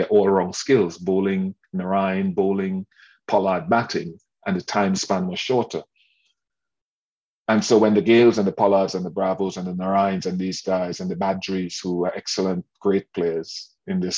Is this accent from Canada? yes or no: no; Port of Spain, Trinidad & Tobago; now in Barbados; I grew up in Port of Spain